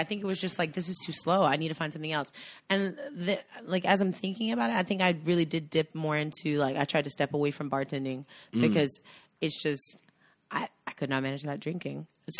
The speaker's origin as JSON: {"language": "English", "region": "North Carolina", "country": "United States", "said": "we're from North Carolina"}